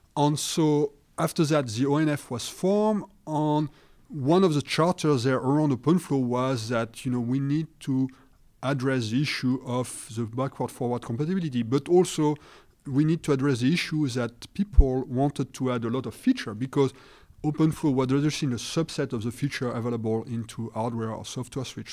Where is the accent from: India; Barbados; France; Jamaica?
France; accent: French; English is a second language; I apologize for my accent, you know, I'm being French